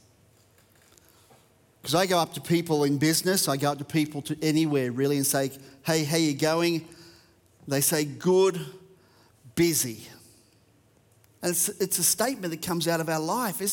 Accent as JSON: {"language": "English", "country": "Australia", "said": "Australian is my first language, English is my second"}